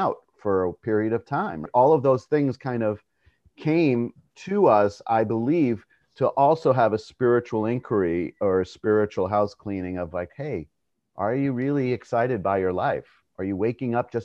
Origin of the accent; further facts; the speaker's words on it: New York, United States; I was born in New York